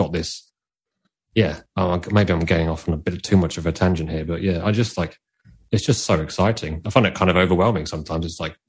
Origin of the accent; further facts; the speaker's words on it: United Kingdom; I like being like a British photographer. I really want to embrace that.